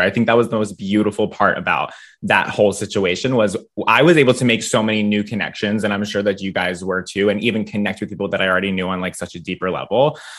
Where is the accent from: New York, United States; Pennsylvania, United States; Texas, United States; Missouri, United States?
Pennsylvania, United States; near Philadelphia; moved away as an adult; now in York, United States; I grew up a little bit closer to Philly